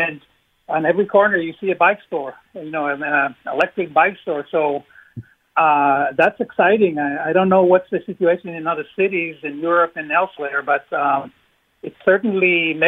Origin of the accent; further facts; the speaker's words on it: Israel; now in New Britain, United States; I'm originally from Israel and I visit often.